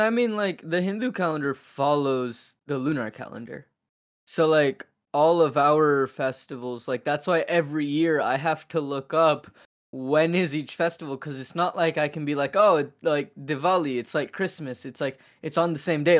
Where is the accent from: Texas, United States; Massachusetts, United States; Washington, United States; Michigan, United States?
Washington, United States; Seattle; moved away; I'm from Seattle